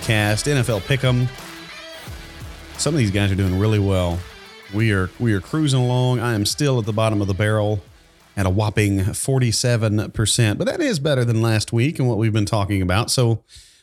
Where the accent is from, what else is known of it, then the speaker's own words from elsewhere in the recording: Arkansas, United States; we're all from Arkansas